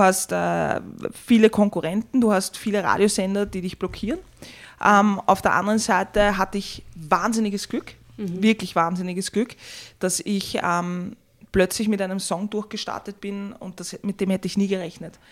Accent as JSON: {"language": "German", "region": "Vienna", "country": "Austria", "tie": "born or raised there", "said": "ich bin eigentlich im dritten geboren und bin dann im sechsten aufgewachsen"}